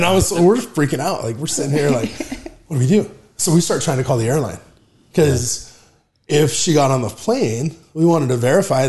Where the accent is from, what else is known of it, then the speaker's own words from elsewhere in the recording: Arizona, United States; We're Arizonans, true and true.